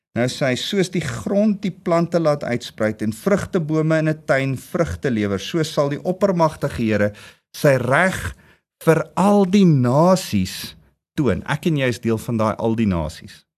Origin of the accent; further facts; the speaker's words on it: South Africa; Ons as Suid-Afrikaanse volk